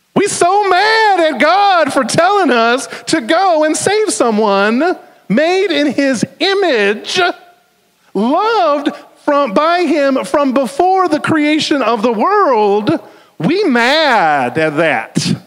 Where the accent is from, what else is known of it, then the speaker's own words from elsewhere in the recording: the South, United States; accent: southern; my southern accent